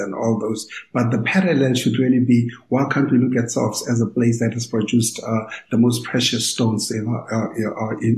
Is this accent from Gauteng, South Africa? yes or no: no; Kimberley, Northern Cape, South Africa; I'm from born and raised in Kimberley.